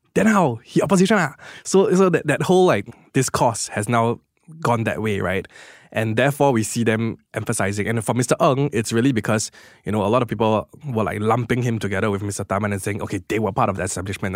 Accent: Singapore; as a Singaporean, I am very proud to be Singaporean

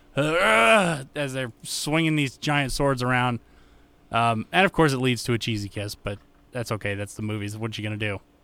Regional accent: United States; being an American

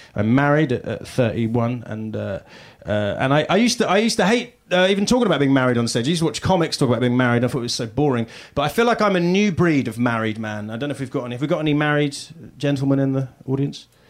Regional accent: United Kingdom; accent: British; moved away as an adult; now in United States; from the UK

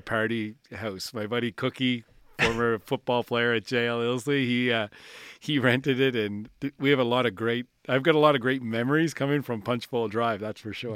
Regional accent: Williamswood, Nova Scotia, Canada; also born or lived in Spryfield; I grew up in Williamswood.

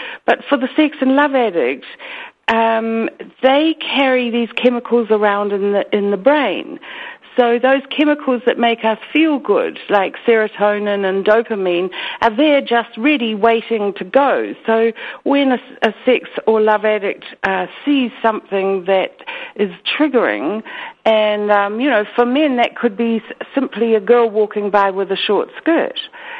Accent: New Zealand; accent: Kiwi; your listeners can understand my weird Kiwi accent, so I'll try to be as clear as I can.

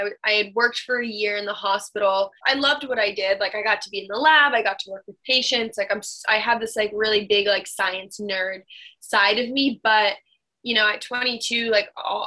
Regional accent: Burlington, Vermont, United States; I'm from Burlington

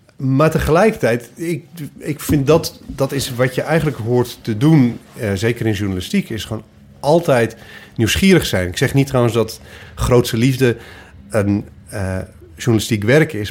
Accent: Twente, Overijssel, Netherlands; also born or lived in Goor; now in Cologne, Germany; ik kom uit Twente. Of tenminste ben ik groot geworden.

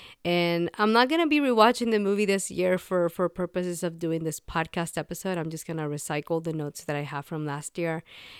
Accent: Puerto Rico; That was not a thing for me growing up in Puerto Rico. And even though I did end up going to a bilingual high school

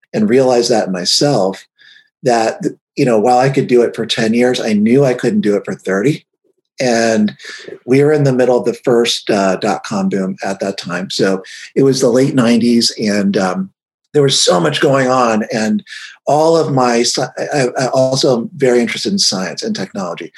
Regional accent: Cincinnati, Ohio, United States; I grew up in Cincinnati, Ohio

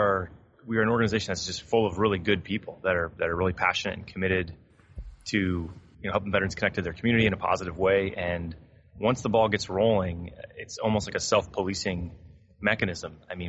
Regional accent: Southwest Florida, United States; I grew up in Southwest Florida in a little suburban town, like a lot of other kids

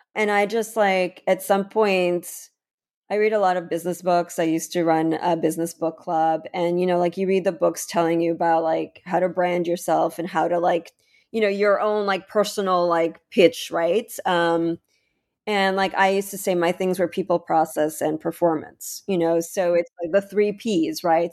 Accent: Ukraine; now in United States; I'm from the Ukraine

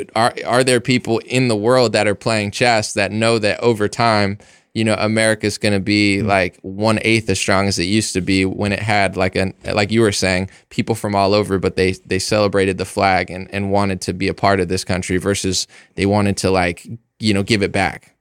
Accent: United States; I'm an American

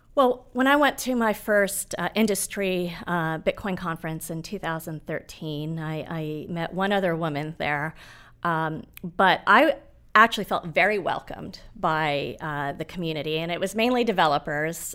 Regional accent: Nairobi, Kenya; moved away; I was born in Nairobi

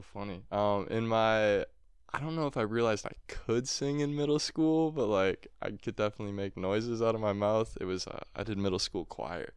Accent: Appleton, Wisconsin, United States; my hometown of Appleton

